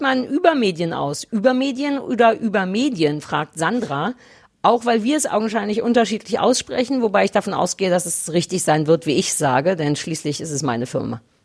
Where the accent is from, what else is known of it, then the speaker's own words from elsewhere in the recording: Berlin, Germany; Berlin, weil es meine Heimatstadt ist